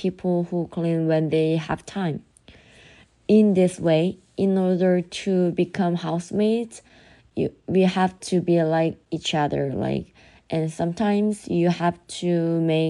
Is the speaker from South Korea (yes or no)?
yes; South Korea; I'm from Korea, like South Korea